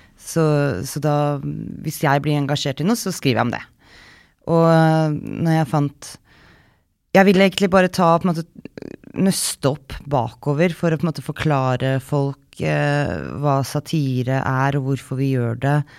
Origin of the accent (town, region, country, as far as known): Norway; moved away